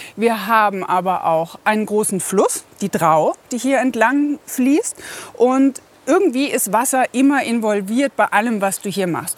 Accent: Bavaria, Germany; moved away as an adult; also born or lived in Baltic Sea coast; now in Carinthia, Austria; Ursprünglich aus Bayern

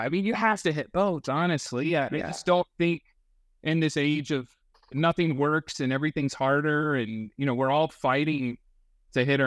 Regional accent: North Carolina, United States; I'm from North Carolina

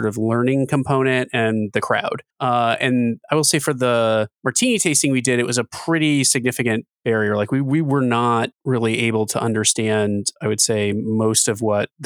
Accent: Kentucky, United States; having grown up in Kentucky

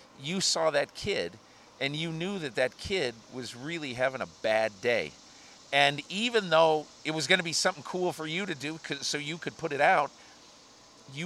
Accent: Connecticut, United States; moved away; also born or lived in Ohio; I'm from Connecticut originally

